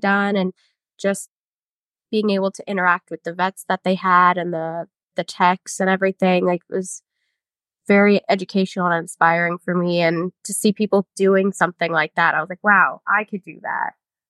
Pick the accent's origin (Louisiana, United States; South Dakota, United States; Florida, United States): Florida, United States; Palm Beach County; I grew up in Palm Beach County